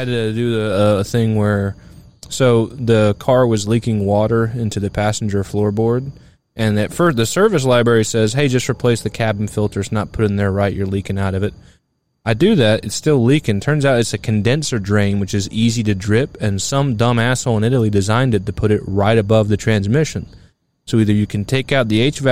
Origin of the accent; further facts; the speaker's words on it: Scotland, United Kingdom; for me being Scottish